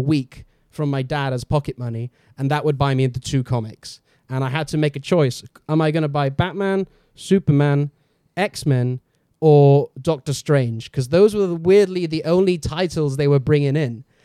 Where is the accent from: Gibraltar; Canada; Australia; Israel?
Gibraltar; moved away; I come from Gibraltar, and back in Gibraltar, there's, when I was, like, growing up, there's nothing to do with comic books at all